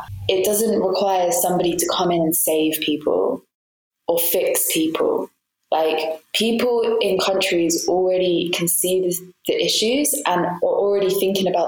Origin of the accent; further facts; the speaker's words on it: England, United Kingdom; now in Malta; I don't 100% fit in with like the English culture I feel that I grew up